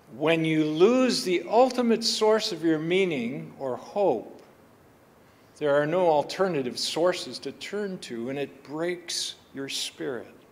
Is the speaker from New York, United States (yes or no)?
no; Buffalo, Minnesota, United States; I grew up in the Buffalo, Minnesota Covenant Church